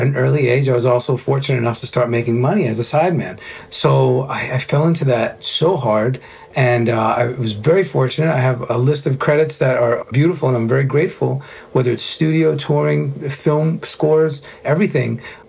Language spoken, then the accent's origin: English; New York City, New York, United States; Being a New Yorker, a Cuban-Italian New Yorker, you know, with a very well-tempered manner.